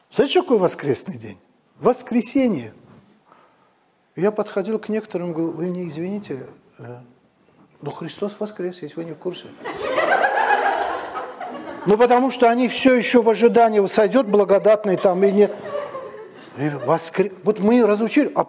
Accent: Moscow, Russia; Я говорю, я из Москвы, это мы там умрем.

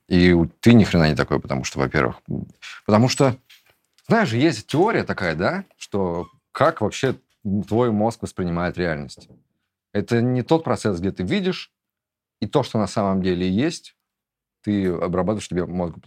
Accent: Russia; moved away as an adult; also born or lived in Turkey / Georgia; я уезжаю из России

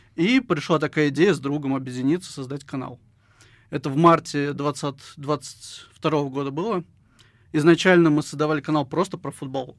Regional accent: Syzran, Samara Oblast, Russia; now in Samara, Russia; в 2013 году переехал в Самару, я родом из Сызрани

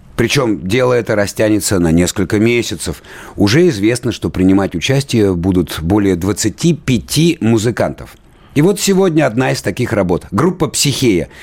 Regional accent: Krasnoyarsk, Krasnoyarsk Krai, Russia; Я что же родом из Красноярска

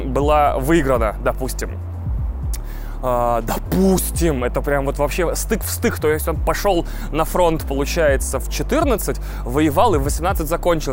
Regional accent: Russia; also born or lived in Odesa, Ukraine; технически москалем и представителем нации

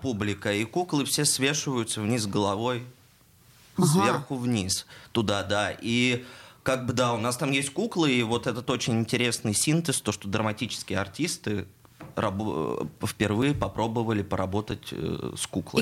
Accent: Perm, Perm Krai, Russia; moved away as an adult; now in Saint Petersburg, Russia; я сам из Перми

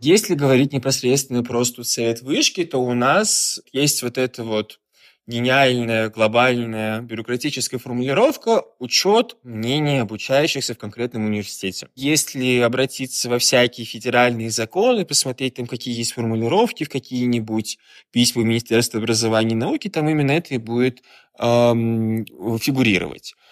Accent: Kazan, Tatarstan, Russia; moved away as an adult; now in Saint Petersburg, Russia; я сам из Казани

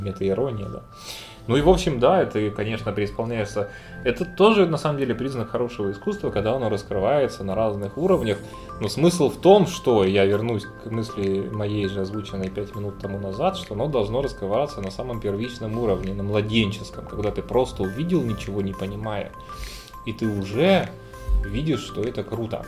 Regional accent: the South, southern Russia, Russia; мы-то, южане

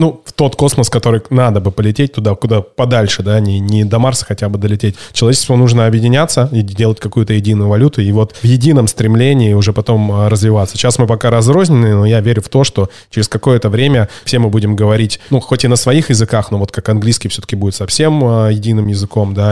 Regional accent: Barnaul, Altai Krai, Russia; Я сам из Барнаула

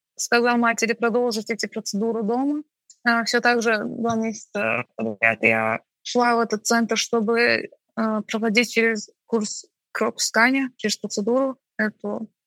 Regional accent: Baku, Azerbaijan; Я чеченка, родилась и выросла в Баку

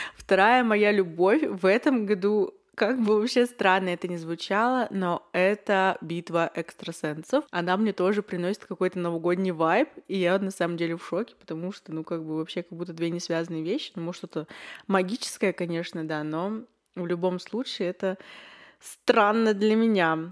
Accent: Yekaterinburg, Sverdlovsk Oblast, Russia; мне 21, я из Екатеринбурга

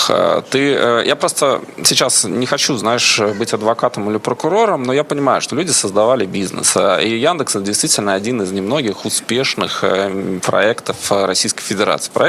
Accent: Kazakhstan; born there; Вот посмотрите, я вообще родился в Казахстане, работаю в Израиле, э, больше с Европой и так далее.

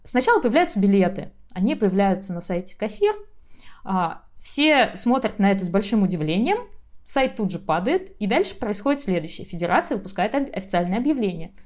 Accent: Saint Petersburg, Russia; А я вообще из Питера

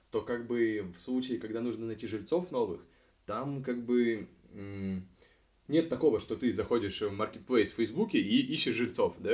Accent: Moscow Oblast, Russia; Мы из Подмосковья мы прибираемся, ну, почти из Подмосковья подбираемся к центру.

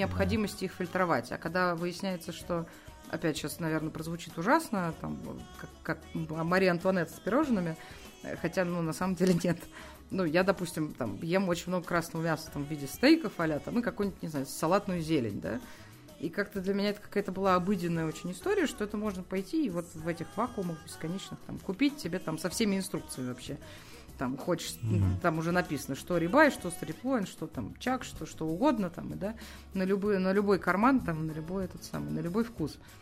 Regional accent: Moscow, Russia; родилась и выросла в Москве

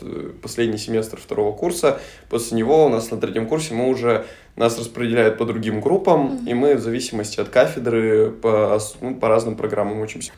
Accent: Solikamsk, Perm Krai, Russia; moved away as an adult; now in Saint Petersburg, Russia; Пермский край. Окей. Город Соликамск.

